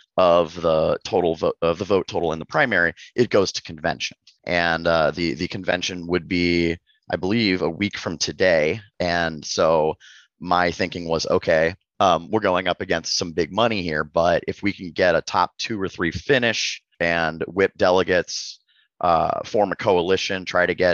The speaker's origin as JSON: {"language": "English", "town": "Cedar Rapids", "region": "Iowa", "country": "United States", "moved": "as an adult", "lives_now": "Des Moines, United States", "said": "I'm not a Des Moines native. I'm from Cedar Rapids, but I've been living mm-hmm. here for the past couple months"}